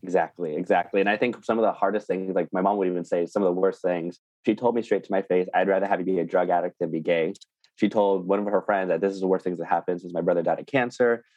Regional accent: small town east of Bakersfield, California, United States; I was raised in Tatri, which is a small town east of Bakersfield, California

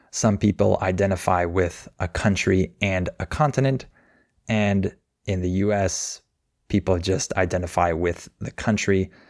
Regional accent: United States; People here just use the term American, right? I'm American.

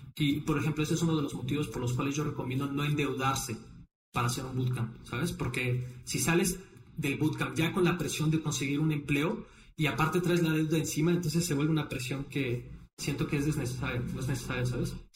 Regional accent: Mexico; moved away as an adult; also born or lived in Brazil / Playa del Carmen, Mexico / Shenzhen, China; yo estudié relaciones internacionales en Brasil. Eh, cuando me regresé a México

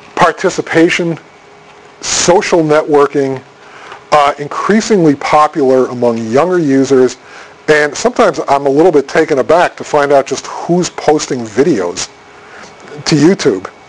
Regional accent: Boston, Massachusetts, United States; I'm from Boston

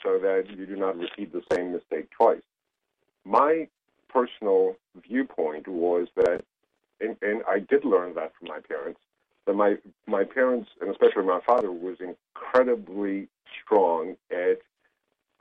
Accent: Greece; moved away as an adult; now in United States; I was born and raised in Greece

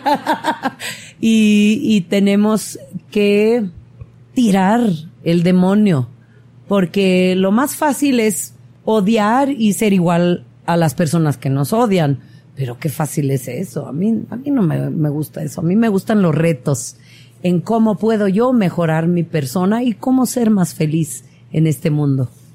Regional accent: Oaxaca, Mexico; soy oaxaqueña

